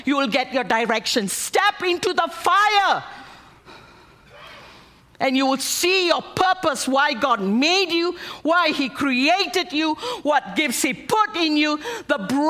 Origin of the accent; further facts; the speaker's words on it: Malaysia; moved away as an adult; also born or lived in United States; I'm an American on the outside. But I'm a Malaysian Indian on the inside.